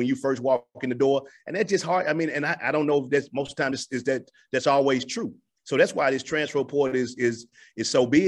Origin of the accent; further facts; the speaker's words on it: Memphis, Tennessee, United States; moved away as an adult; now in Montgomery, United States; my hometown and my stomping ground and the hotbed for basketball of Memphis